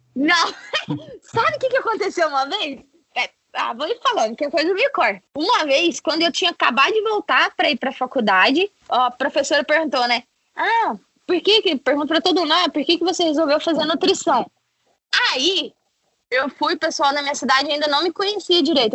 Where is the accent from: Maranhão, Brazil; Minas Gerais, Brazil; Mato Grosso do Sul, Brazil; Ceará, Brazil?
Minas Gerais, Brazil; Varginha; Sou mineira, estamos tudo em casa, tô aqui na Flórida.